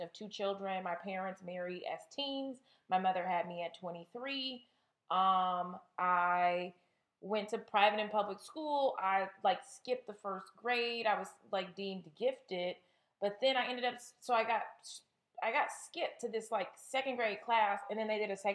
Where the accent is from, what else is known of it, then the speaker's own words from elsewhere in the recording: California, United States; moved away; I'm from California.